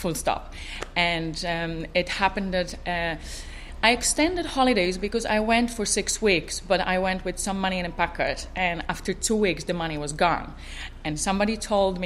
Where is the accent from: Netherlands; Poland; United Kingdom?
Poland; moved away as an adult; also born or lived in Ireland / Portugal; I was born in Poland. I'm Polish, 100% Polish